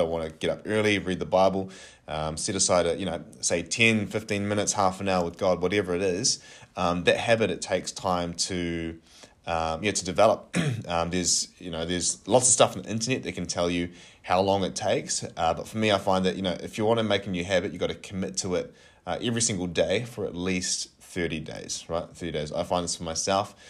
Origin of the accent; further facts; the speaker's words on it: Napier, Hawke's Bay, New Zealand; moved away as an adult; now in Kapiti Coast, New Zealand; I am originally from Napier